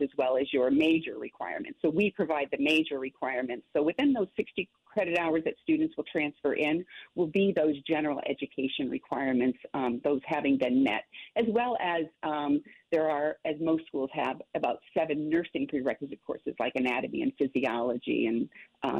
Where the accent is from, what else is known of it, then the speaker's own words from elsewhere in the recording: Massachusetts, United States; moved away as an adult; now in New Orleans, United States; I come from Massachusetts